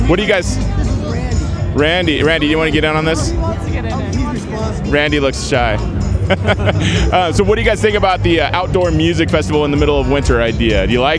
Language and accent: English; Carson City, Nevada, United States; I'm from Carson City, so we're all kind of local.